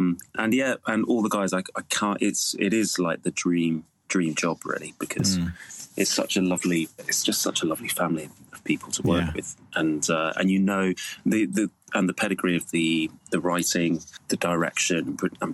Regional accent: Cornwall, South West England, United Kingdom; I grew up in Cornwall

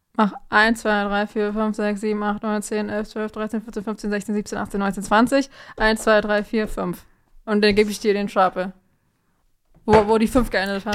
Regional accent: Germany; ja, Germany

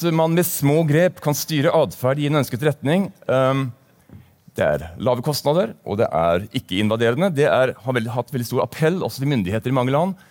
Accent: Bergen, Vestland, Norway; also born or lived in Tromsø; Jeg kommer fra Bergen, eh, selv om dialekten ikke tilsier det. Jeg har en fortid også fra Tromsø, så det er sagt.

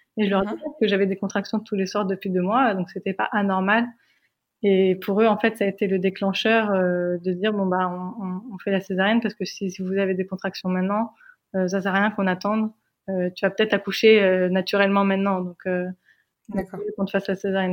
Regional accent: France; moved away as an adult; now in United States; nous, on est française

